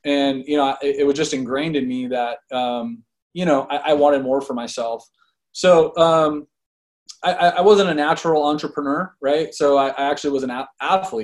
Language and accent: English; Fresno, California, United States; I'm born and raised in Fresno, California